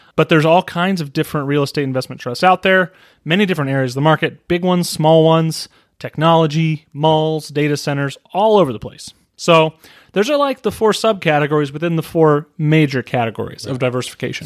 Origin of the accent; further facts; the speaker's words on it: United States; I'm an American